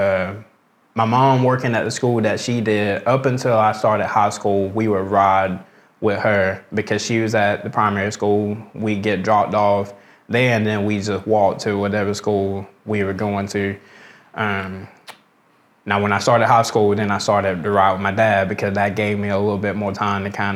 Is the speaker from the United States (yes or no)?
yes; Americus, Georgia, United States; I was born, raised here, been here all my life.